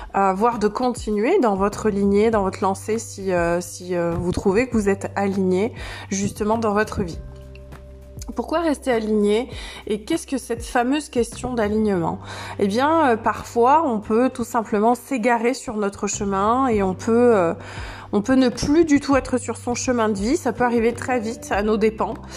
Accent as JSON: {"language": "French", "town": "Saintes-Maries-de-la-Mer", "region": "Provence-Alpes-Côte d'Azur", "country": "France", "tie": "born or raised there", "said": "dans un village dans lequel j'ai grandi, les saintes maries de la mer la capitale de la Camargue."}